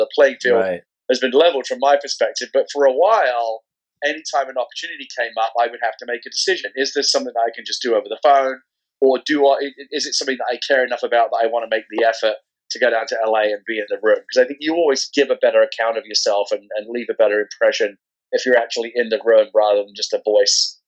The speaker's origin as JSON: {"language": "English", "region": "London", "country": "United Kingdom", "tie": "born or raised there", "moved": "as an adult", "lives_now": "San Francisco, United States", "said": "I'm originally from London, England. I was born there back in 1972."}